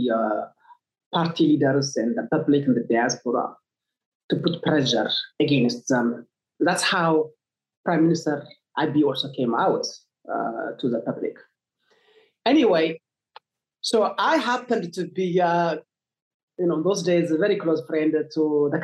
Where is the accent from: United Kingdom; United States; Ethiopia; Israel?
Ethiopia; Tigray; so I come from Tigray.